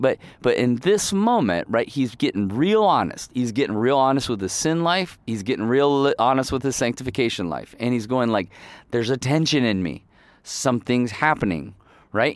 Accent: Ohio, United States; also born or lived in Kalamazoo, Michigan / northern Michigan; I was born in Kalamazoo, Michigan, which is more southern, um, and then I grew up in Ohio, basically. But we were always in Michigan

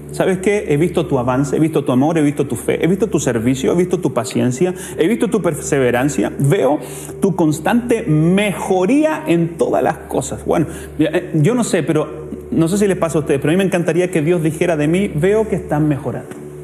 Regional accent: Chile; nosotros como chilenos tenemos una cultura de deshonra

